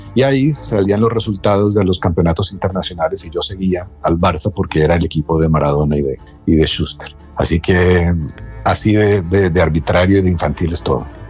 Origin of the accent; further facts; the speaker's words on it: Colombia; moved away as an adult; also born or lived in France; en mi experiencia de juventud como colombiano y como latinoamericano